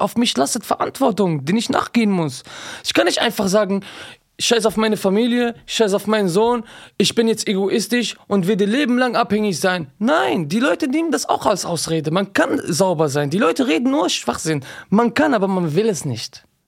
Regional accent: Düsseldorf, North Rhine-Westphalia, Germany; 31 Jahre alt, ich komme aus Düsseldorf.

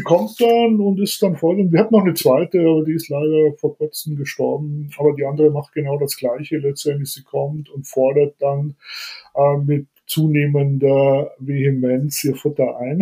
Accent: Bavaria, Germany; aufgewachsen bin ich eigentlich relativ wohl behütet, muss ich ehrlich sagen. Ähm, hier im Bayernland

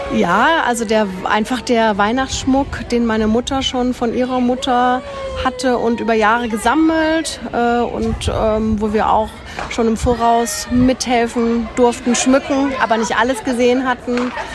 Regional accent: Freiburg, Baden-Württemberg, Germany; moved away; Ich bin ja aus Freiburg und meine Eltern sind dort.

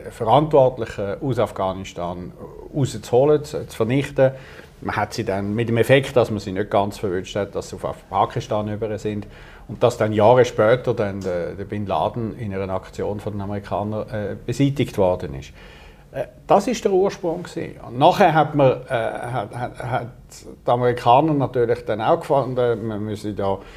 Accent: Switzerland; als Europäer und dann erst recht als Schweizer, sollte okay.

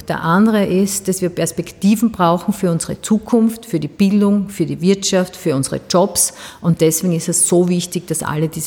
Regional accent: Styria, Austria; Die Steiermark ist halt meine Heimat. Ich bin gern bei den Menschen draußen.

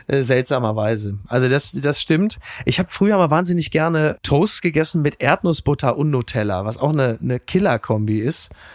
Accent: Castrop-Rauxel, North Rhine-Westphalia, Germany; meiner Heimat, Castor Brauxel

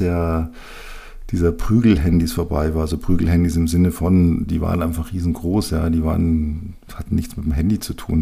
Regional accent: Bavaria, Germany; bei uns in Bayern

